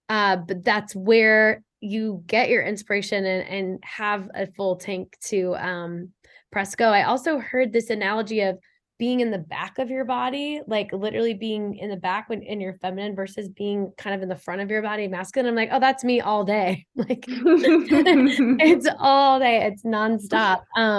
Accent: Midwest, United States; it's not just Boston, but I picked up on like this rush energy when I moved to the East Coast, because I'm also from the Midwest.

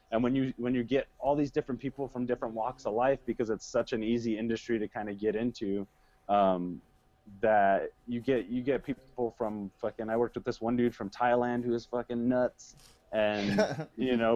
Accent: United States; Um, one thing I am really happy I'm an American.

